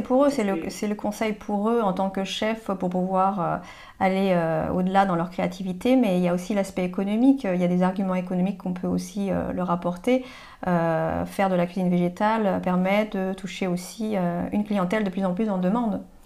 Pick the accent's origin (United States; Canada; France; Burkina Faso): France; nous, en France, euh, on, aime le, fromage